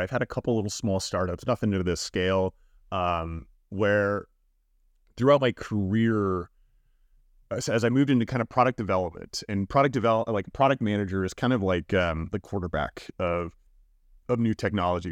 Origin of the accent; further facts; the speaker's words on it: Miami, Florida, United States; now in San Francisco, United States; growing up in South Florida, um, definitely, you know, pretty much i, in Miami for the most of my life, uh, being younger